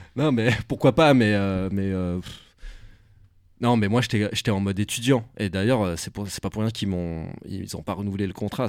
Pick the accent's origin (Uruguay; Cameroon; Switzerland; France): Switzerland; je suis suisse